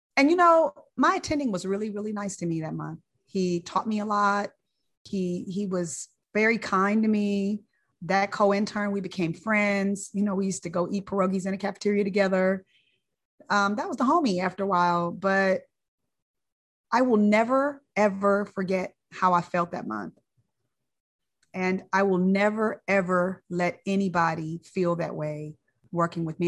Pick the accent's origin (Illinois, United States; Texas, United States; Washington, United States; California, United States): California, United States; Inglewood; moved away; I'm from Inglewood, California